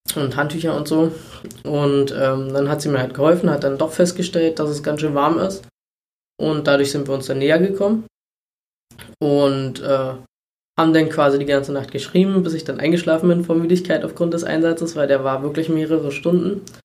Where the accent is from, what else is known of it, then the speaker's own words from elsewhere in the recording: Treuenbrietzen, Brandenburg, Germany; also born or lived in Berlin-Spandau (birthplace); wohne aber schon immer, also zuerst bei meinen Eltern in Riedsbucht, mhm. was ein Ortsteil von Trömritzen ist